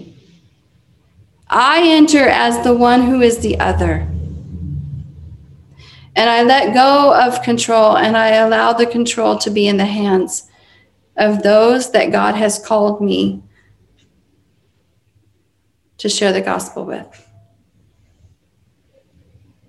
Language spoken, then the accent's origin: English; United States; I'm an American